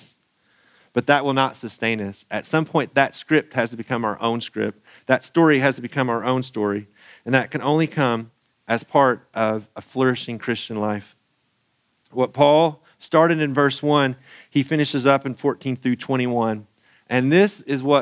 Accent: Central Eastern Kentucky, United States; moved away; also born or lived in France; I come from Central Eastern Kentucky. We have a different accent.

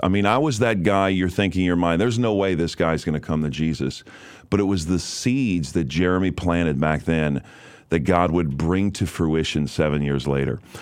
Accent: New Orleans, Louisiana, United States; I was raised in New Orleans, Louisiana

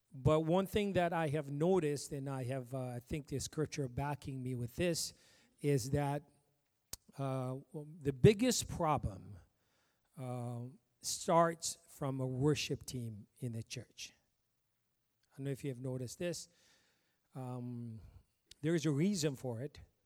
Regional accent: Ethiopia; moved away; I came from Ethiopia

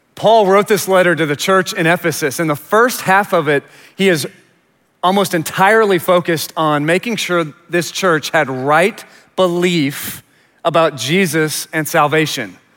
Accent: Richardson, Texas, United States; also born or lived in Houston; we moved to Richardson when I was about four because my Dad had died when I was eight months old, suddenly. And so we moved to Richardson, and I was raised there

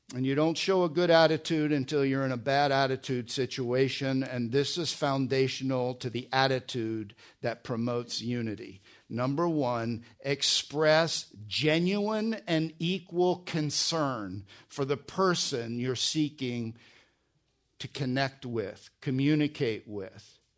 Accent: New Jersey, United States; moved away; also born or lived in Pennsylvania; I was born in Pennsylvania, grew up in New Jersey.

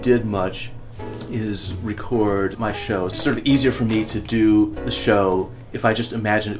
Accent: Milwaukee, Wisconsin, United States; moved away as an adult; also born or lived in Chicago; I was originally from Milwaukee, and then came to Chicago to go to the UC.

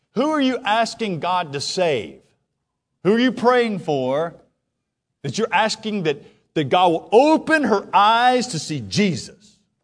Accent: United States; as American Christians

